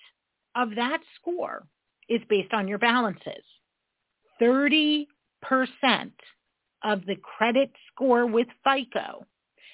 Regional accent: New York, United States; I'm a New Yorker

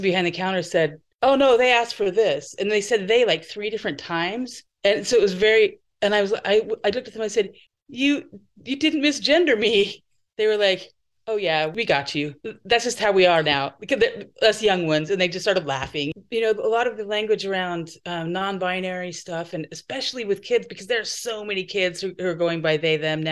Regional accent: Idaho, United States; moved away as an adult; also born or lived in California; now in Portland, United States; I moved away from Idaho when I was 22, and I lived in California for a year.

